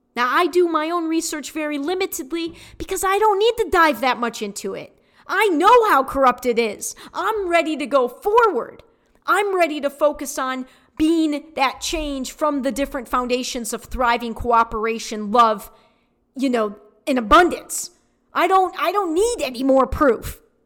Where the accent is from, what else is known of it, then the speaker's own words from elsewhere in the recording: Detroit, Michigan, United States; I was born in Detroit